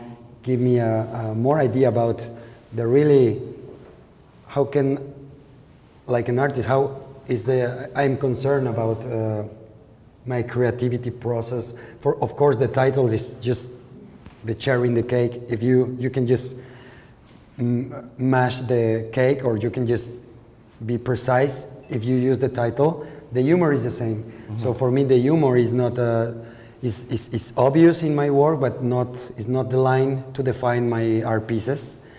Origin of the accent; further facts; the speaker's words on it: Lagos de Moreno, Jalisco, Mexico; English is a second language; Yeah, in Lagos de Moreno.